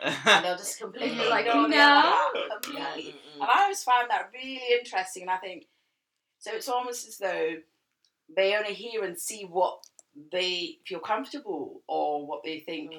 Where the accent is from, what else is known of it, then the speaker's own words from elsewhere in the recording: Scotland, United Kingdom; my experience of growing up in Scotland